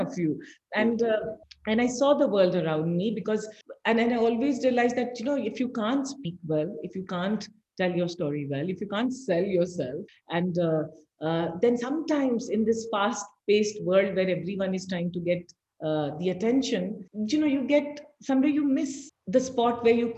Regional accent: Bihar, India; moved away as an adult; also born or lived in Patna / Bombay; now in Bangalore, India; I grew up in Bihar

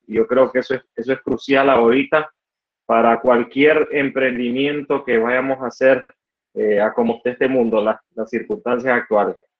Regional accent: Estelí, Nicaragua; soy de Estelí, Nicaragua, una ciudad al norte del país

